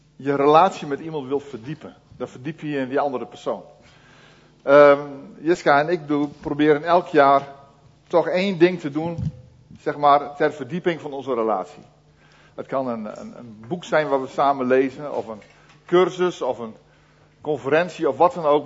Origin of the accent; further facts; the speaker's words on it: Netherlands; Wij als Nederlanders